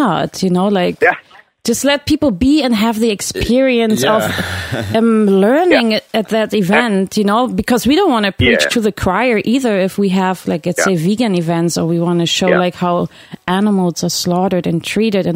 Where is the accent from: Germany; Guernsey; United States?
Germany; now in Canada; I grew up in Germany, but, like, I've been living here for some years now.